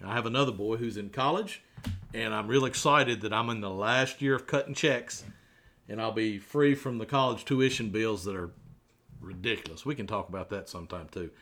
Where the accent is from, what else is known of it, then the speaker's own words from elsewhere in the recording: Radford, Virginia, United States; I was raised right here in Radford City, a child of the 70s, raised in Forest Park, a great little neighborhood in Radford